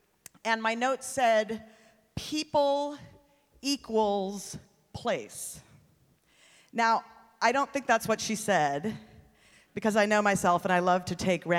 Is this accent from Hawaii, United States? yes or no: yes; Hawaii, United States; moved away as an adult; also born or lived in Kauai; now in Seattle, United States; I'm from Seattle. If I'm in Seattle and someone asks, where are you from? I say, Hawaii. That's where I grew up.